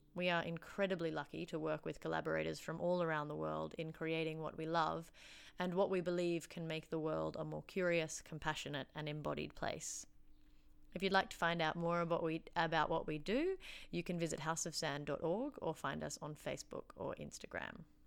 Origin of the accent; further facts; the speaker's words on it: Canberra, Australian Capital Territory, Australia; now in Wellington, New Zealand; I was born and raised on Ngunnawal land in Canberra, Australia